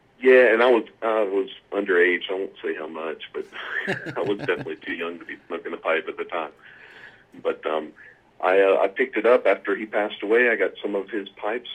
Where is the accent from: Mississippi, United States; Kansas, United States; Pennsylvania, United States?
Mississippi, United States; Jackson; also born or lived in Clinton, Mississippi; I grew up in Mississippi.